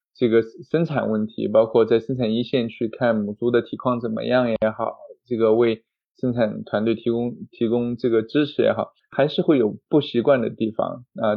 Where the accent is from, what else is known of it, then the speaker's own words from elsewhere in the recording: China; moved away as an adult; also born or lived in Kansas, United States; 我一个中国人